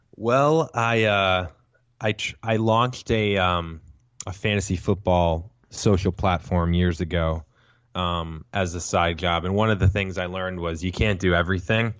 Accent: St. Louis, Missouri, United States; now in Los Angeles, United States; I'm from Saint Louis originally. I'm a Midwest guy, now live in L

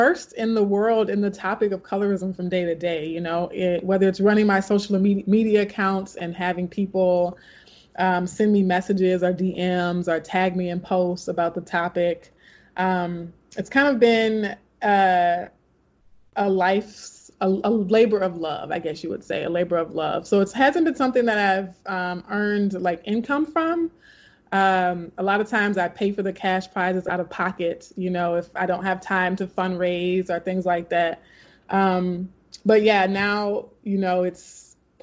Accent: Baton Rouge, Louisiana, United States; also born or lived in California; started teaching high school back in my hometown in Baton Rouge, Louisiana

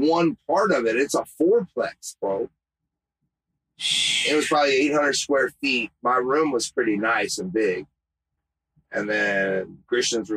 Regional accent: Columbia, Missouri, United States; moved away as an adult; also born or lived in San Francisco / Fort Wayne / St. Louis / Houston; I was from Columbia, which is 2 hours. It's 2 hours west of St. Louis

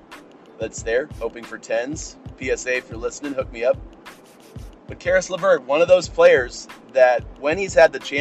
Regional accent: Cleveland, Ohio, United States; my hometown team

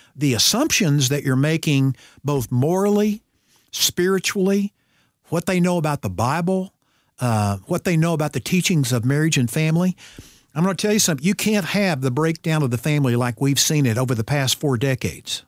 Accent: Ozark, Missouri, United States; I grew up in Ozark, Missouri, which I used to say was fifteen miles south of Springfield, Missouri

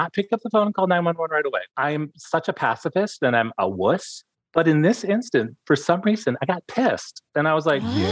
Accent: Jackson, Michigan, United States; also born or lived in Ann Arbor, Michigan / Ypsilanti, Michigan; I was born and raised in Michigan

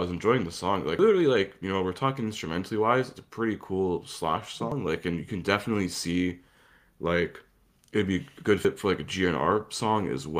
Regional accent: Canada; I'm from Canada, not Alabama

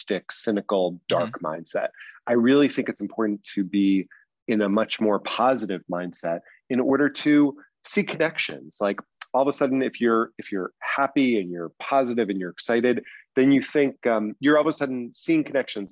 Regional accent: East Coast, United States; also born or lived in Los Angeles; now in New York, United States; I grew up on the East Coast

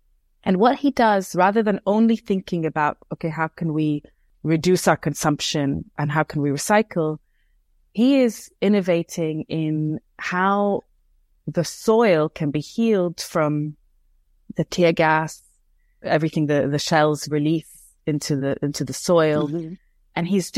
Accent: Beirut, Beirut Governorate, Lebanon; I grew up in Beirut, in Lebanon, and we look to the West for knowledge.

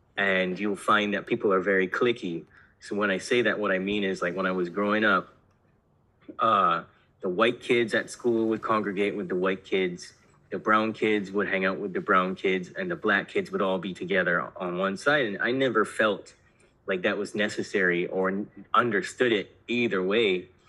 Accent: Barbados; I was born in Barbados

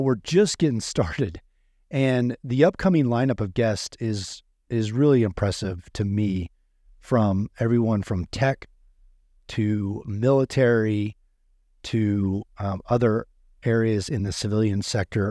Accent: Midwest, United States; I grew up in the Midwest

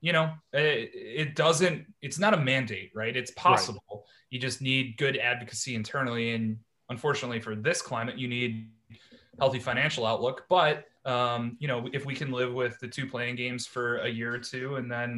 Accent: Cleveland, Ohio, United States; moved away as an adult; also born or lived in Baltimore, Maryland; I'm originally from Cleveland, Ohio. I played high school football and lacrosse

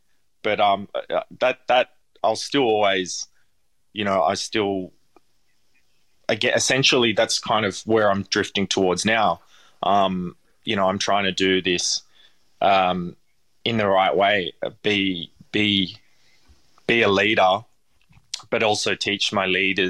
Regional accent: Parramatta, New South Wales, Australia; I grew up in Parramatta and it's nothing like it was now.

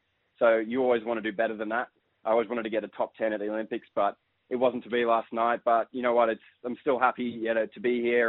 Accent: Sydney, New South Wales, Australia; But I grew up in Sydney

